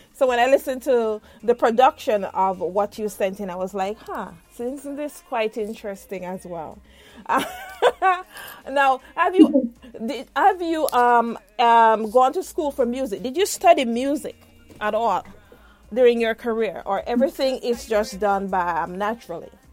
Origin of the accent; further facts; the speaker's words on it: Jamaica; moved away; myself as a Jamaican